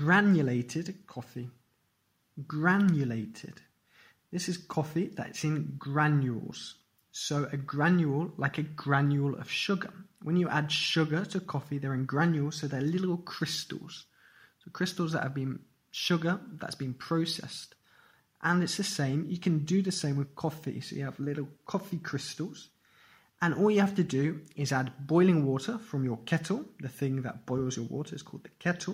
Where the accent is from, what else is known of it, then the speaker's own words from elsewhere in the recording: England, United Kingdom; I'm English and we are brought up drinking tea